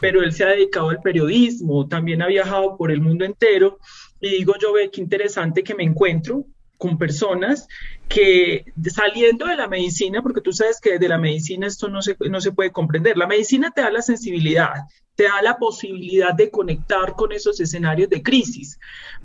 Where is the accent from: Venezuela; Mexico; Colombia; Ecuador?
Colombia; Medellín, Antioquia; moved away as an adult; also born or lived in Colombian Caribbean coast (family origin); now in Bogotá, Colombia; como buena antioqueña de origen costeño que soy yo, yo siempre dije, yo me voy de, eh, salgo de Medellín